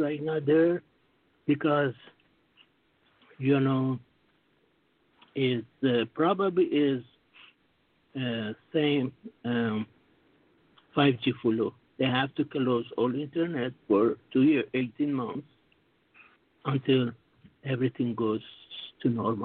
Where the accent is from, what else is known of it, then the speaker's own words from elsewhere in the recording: United States; now in Singapore; I'm American like you too. I'm working here in Singapore.